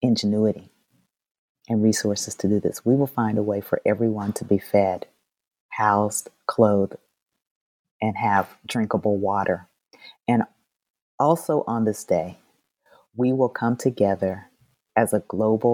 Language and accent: English; Indianapolis, Indiana, United States; moved away; I grew up in Indianapolis